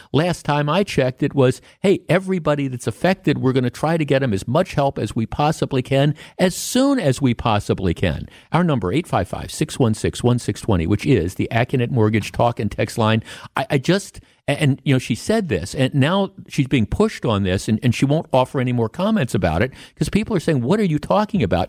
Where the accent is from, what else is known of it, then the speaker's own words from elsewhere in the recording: Milwaukee, Wisconsin, United States; I grew up on the North Shore of Milwaukee